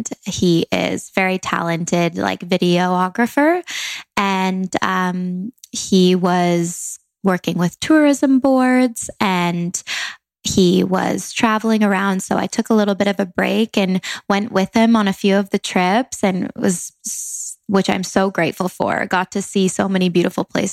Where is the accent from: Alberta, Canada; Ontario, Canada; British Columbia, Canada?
British Columbia, Canada; Langley; moved away as an adult; now in Los Angeles, United States; I'm from Langley, Canada, a small town, but moved to LA 3.5 years ago now.